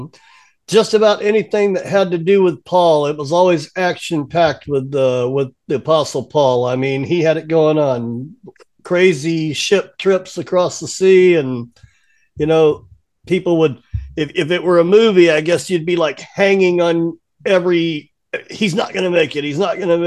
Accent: Texas, United States; moved away as an adult; also born or lived in Pacific Northwest, United States; now in Savannah, United States; We're from Texas, but we spent 25 years in the Northwest while I was in the car business. And then we retired here to Savannah, Georgia

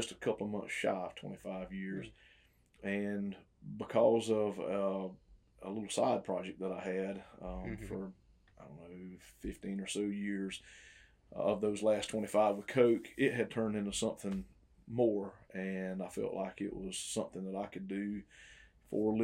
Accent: Twin City, Georgia, United States; also born or lived in Nashville, Tennessee; Born and raised in Emanuel County, grew up in Twin City, went to ECI

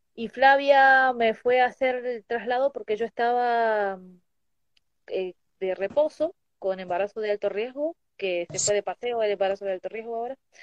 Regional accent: Tucumán, Argentina; now in Mendoza, Argentina; yo soy tucumana

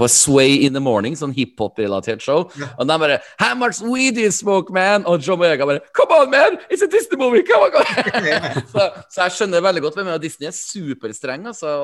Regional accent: Trøndelag, Norway; Jeg er jo trønder

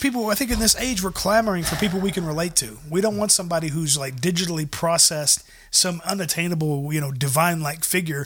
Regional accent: the South, United States; I grew up in the South

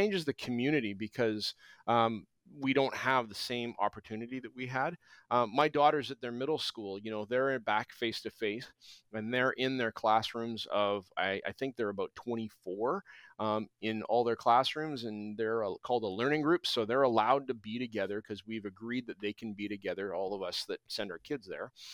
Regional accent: Alberta, Canada; also born or lived in British Columbia; now in Abbotsford, Canada; I grew up in Alberta

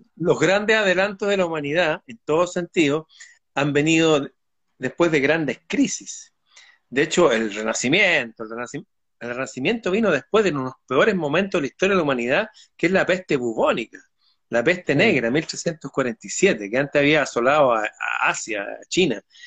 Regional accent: Chile; sí, soy chileno

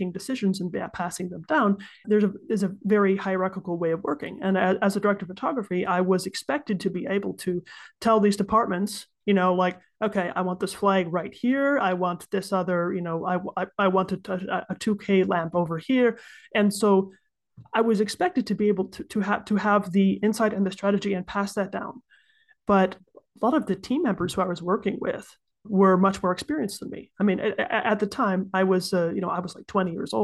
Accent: United States; moved away as an adult; now in Switzerland; I'm an American who's been living in Switzerland for about 10 years now

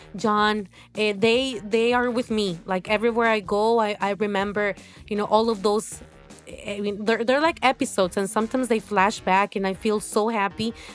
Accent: Honduras; moved away as an adult; also born or lived in Mexico; now in Salvador de Bahia, Brazil; I'm from Honduras, uh, um, a country in Central

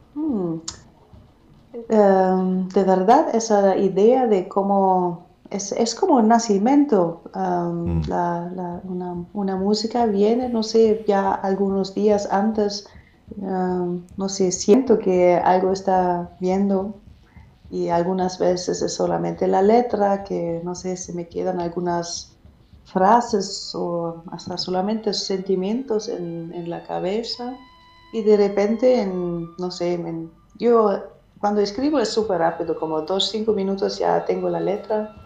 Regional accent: Germany; Spanish is a second language; also born or lived in Madrid, Spain; soy cantautora alemana

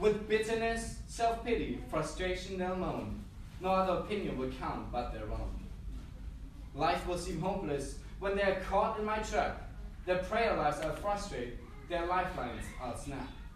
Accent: Germany; moved away as an adult; also born or lived in Peru / Hamburg, Germany / Australia; the first time when, that I moved from Germany was when I was 19 years old

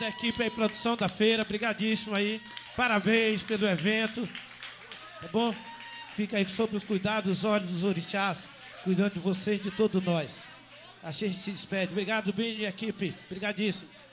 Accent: Maranhão, Brazil; Maranhense também

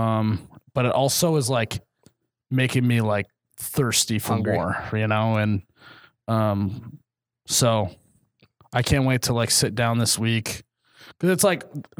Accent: Midwest, United States; we're from the Midwest

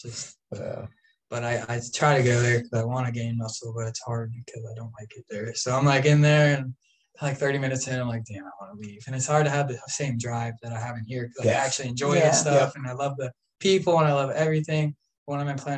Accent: DeBary, Florida, United States; also born or lived in Orange City, Florida; now in Pierson, United States; I grew up pretty much in DeBary and Orange City

